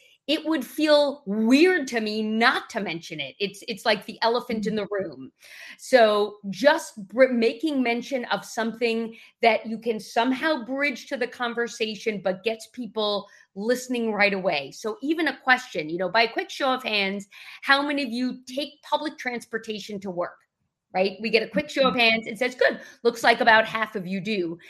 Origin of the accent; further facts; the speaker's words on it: New York, United States; accent: New York; People can typically tell that I'm from the Northeast, but not really sure. And a New York accent is something that I'm proud to be from New York